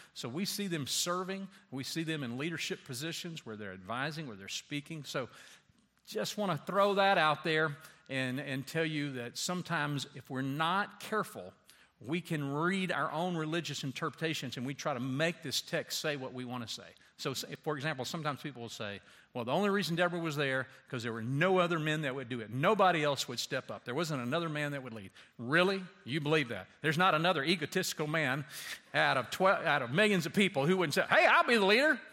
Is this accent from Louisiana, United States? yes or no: yes; Louisiana, United States; I grew up in Louisiana, like on a s, snake farm practically.